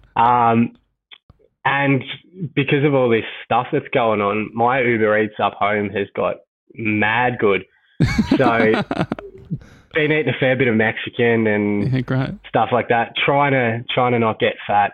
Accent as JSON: {"language": "English", "town": "Mentone", "region": "Victoria", "country": "Australia", "tie": "born or raised there", "said": "I grew up in Mentone"}